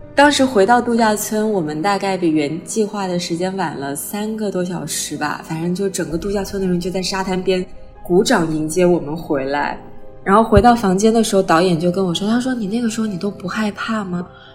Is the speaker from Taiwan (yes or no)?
no; Guangzhou, Guangdong, China; 我今年三十一岁了。其实我是一个在广州出生长大的湖南人，现在呢，主要是做一个水下舞者，以及美人鱼教练训练官